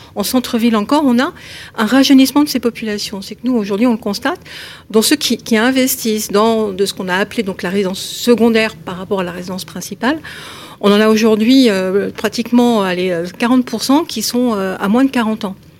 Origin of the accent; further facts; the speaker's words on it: Paris, Île-de-France, France; je suis parisienne